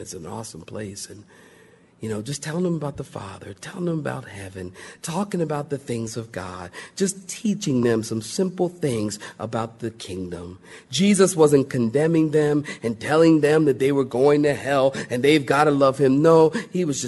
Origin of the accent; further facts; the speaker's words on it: Philadelphia, Pennsylvania, United States; I'm from Philly and everything is concrete